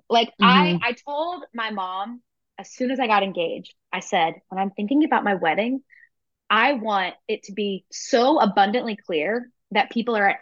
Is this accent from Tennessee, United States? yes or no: yes; Tennessee, United States; I'm from Tennessee